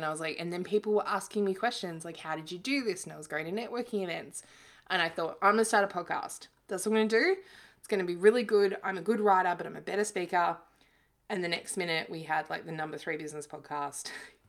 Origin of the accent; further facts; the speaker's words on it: Victoria, Australia; I grew up in East Gippsland in Victoria, and, my parents had like a cattle farm and worked kind of menial, blue collar jobs